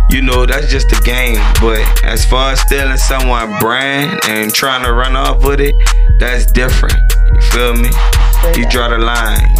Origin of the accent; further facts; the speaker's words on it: New Orleans, Louisiana, United States; Um, initially, where I'm from in New Orleans, I grew up on the west side of the city. You know, I grew up in Marrero, and uh, I grew up in Algiers.